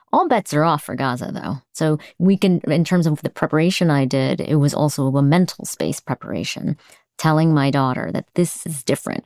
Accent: United States; as an American

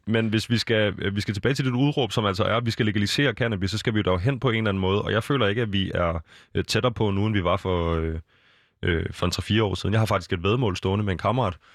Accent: Copenhagen, Capital Region of Denmark, Denmark; vi er fra København øh, og omegn

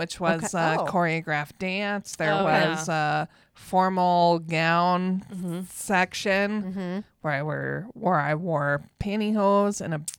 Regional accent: Minnesota, United States; I'm from Minnesota.

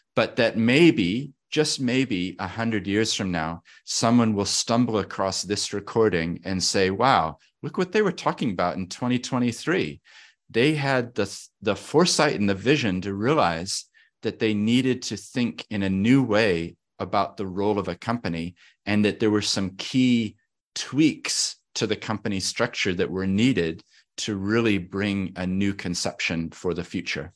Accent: Christchurch, Canterbury, New Zealand; also born or lived in Papakaio, Otago; We moved to Christchurch, Otatahi. So I grew up here in the South Island in Otatahi.

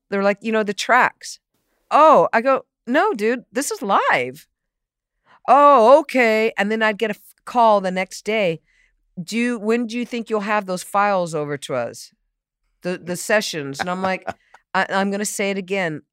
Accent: San Diego, California, United States; also born or lived in Boston; I grew up in San Diego

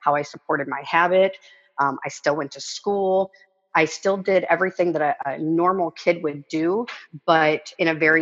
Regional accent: Arkansas, United States; also born or lived in California; I grew up in Arkansas. We moved to California. So Arkansas is born, California. I was 6 years old

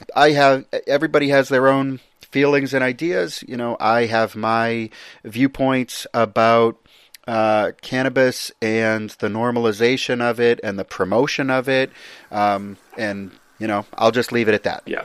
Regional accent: United States; me as an American

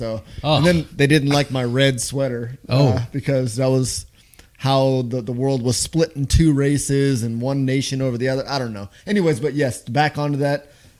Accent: Los Angeles, California, United States; I'm from Los Angeles.

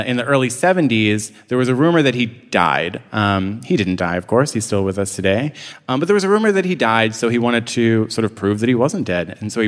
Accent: Philadelphia, Pennsylvania, United States; I was born and raised in Fishtown. I'm a photographer, and I run a blog here in Philadelphia called Streets Department

